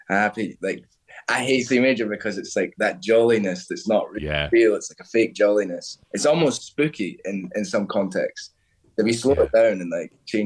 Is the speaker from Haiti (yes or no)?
no; Stirling, Scotland, United Kingdom; moved away as an adult; also born or lived in Edinburgh; now in London, United Kingdom; Stirling. So that's central Scotland. So it's just in between Glasgow and Edinburgh, a little bit above. Excuse me. I was there till I was 23